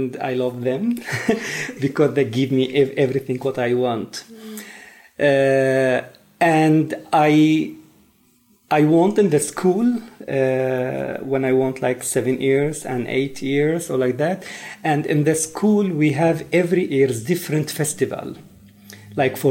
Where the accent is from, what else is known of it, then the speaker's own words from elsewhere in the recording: Mosul, Nineveh, Iraq; English is a second language; moved away as an adult; now in Sweden; I come from Iraq. And I born in Mosul, northern Iraq